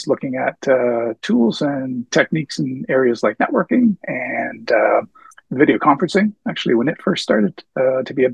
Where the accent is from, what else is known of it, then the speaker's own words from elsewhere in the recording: New Brunswick, Canada; also born or lived in Prince Edward Island / Nova Scotia; now in Edmonton, Canada; I was born PEI and I grew up in New Brunswick